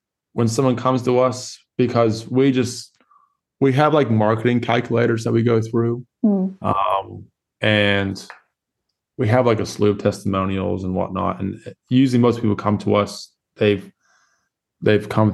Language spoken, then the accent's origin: English; Florida, United States; now in Perth, Australia; I was born in Florida